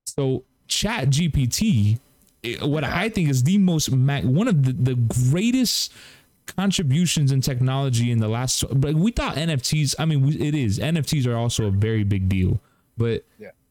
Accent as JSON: {"language": "English", "country": "Cuba", "said": "I'm Cuban"}